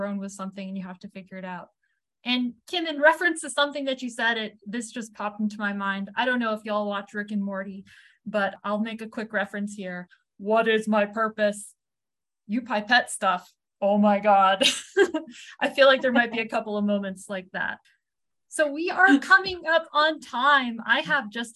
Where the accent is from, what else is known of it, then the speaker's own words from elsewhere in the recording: New England, United States; I grew up in New England